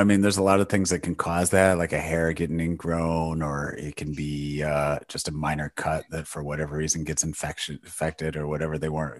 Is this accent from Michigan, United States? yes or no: yes; Michigan, United States; No, I've lived in the state my entire life. So, born and raised in Michigan, was went to university here, and have just not gone far.